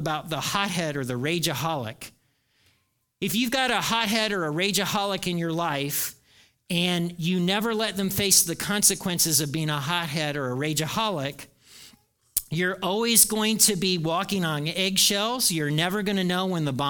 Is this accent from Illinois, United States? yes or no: no; Indiana, United States; moved away; I grew up in Nowhere, Indiana